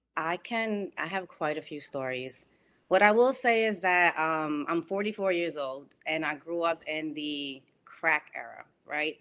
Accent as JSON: {"language": "English", "town": "New York City", "region": "New York", "country": "United States", "tie": "born or raised there", "moved": "as an adult", "lives_now": "West Palm Beach, United States", "said": "I grew up on Webster Avenue and one hundred sixty-nine Street"}